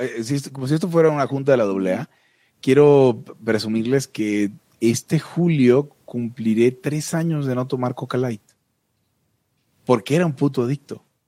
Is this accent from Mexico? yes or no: yes; Mexico; yo soy un mexicano de segunda categoría